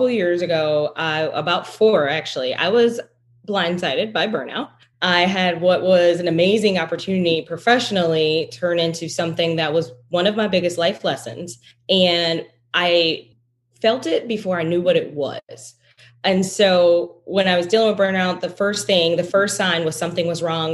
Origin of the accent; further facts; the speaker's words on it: Detroit, Michigan, United States; I'm originally from Detroit